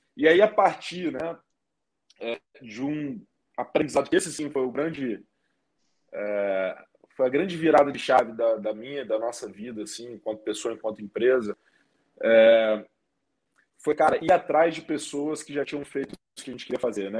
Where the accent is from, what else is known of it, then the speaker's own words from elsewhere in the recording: Espírito Santo, Brazil; eu sou lá do Espírito Santo, tenho vinte e nove anos hoje